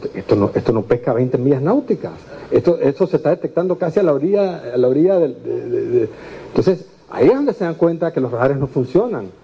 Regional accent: Panama; como panameños

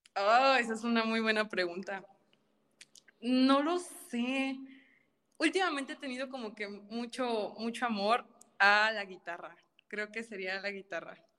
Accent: Tampico, Tamaulipas, Mexico; Soy originaria de Tampico, Tamaulipas

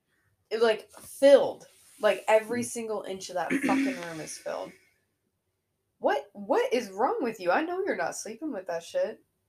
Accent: Midwest, United States; also born or lived in Illinois; it's in my nature as a Midwesterner to smile back.

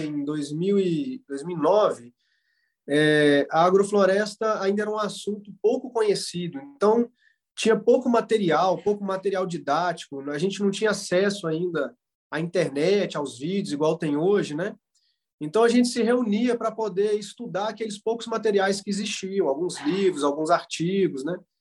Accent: Florestal, Minas Gerais, Brazil; also born or lived in Viçosa; sou natural aqui do município de Florestal, Minas Gerais

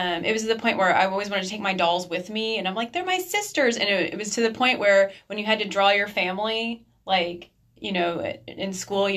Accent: United States; American women

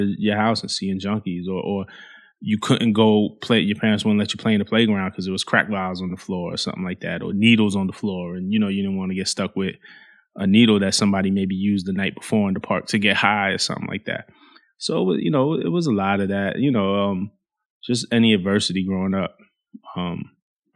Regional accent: New York City, New York, United States; growing up in Flatbush in Brooklyn, like, there was a lot of violence in my neighborhood

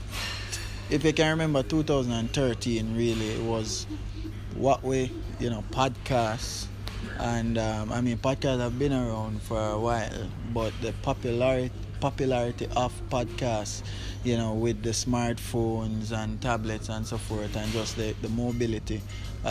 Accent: Kingston, Jamaica; I grew up in Kentire, Papin

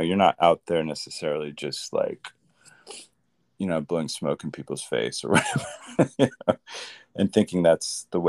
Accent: Midwest, United States; now in Los Angeles, United States; Well, I'm from the Midwest. I always start with stuff like that because it kind of grounds the people and who I am, I guess. I was a Midwest kid. I've been in LA for on and off for over a decade now.

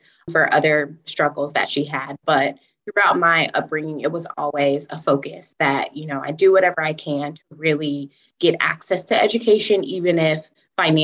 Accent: Atlanta, Georgia, United States; moved away as an adult; also born or lived in Syracuse, New York / New York City; now in San Diego, United States; So I'm originally from Atlanta, Georgia, south of the United States. And I grew up in a suburban town

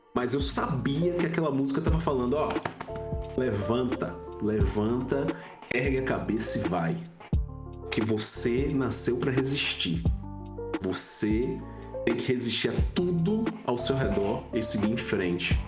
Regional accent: Feira de Santana, Bahia, Brazil; also born or lived in Itabuna; eu sou baiano, é, nascido em Itabuna, mas fui criado em Feira de Santana, que é a segunda maior cidade do estado da Bahia.

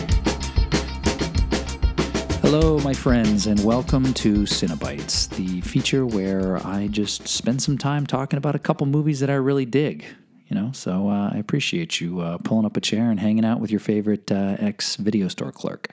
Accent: Canada; When I was a kid growing up in Canada

